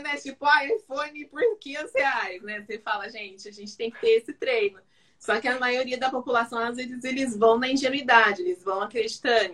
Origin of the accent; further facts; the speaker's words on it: São Paulo, Brazil; also born or lived in Campinas; nascida aqui em São Paulo, mas eu fiz faculdade em Campinas, morei minha juventude toda lá na, em Campinas e voltei para São Paulo